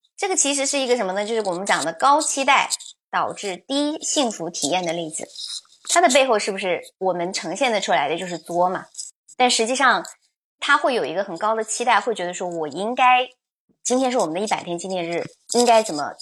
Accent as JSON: {"language": "Chinese", "country": "China", "said": "可能我们中国人其实缺少的是什么呢？"}